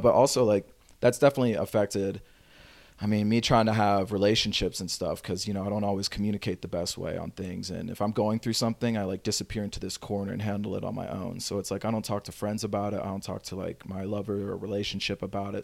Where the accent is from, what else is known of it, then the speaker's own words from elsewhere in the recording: Pass Christian, Mississippi, United States; now in Los Angeles, United States; I actually grew up in a really, really small town, um, in Paso Christian, Mississippi.